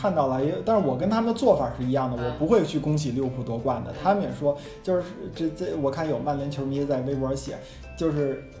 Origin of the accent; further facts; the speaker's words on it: China; 作为一个中国人，有时候你可能很难想象一个城市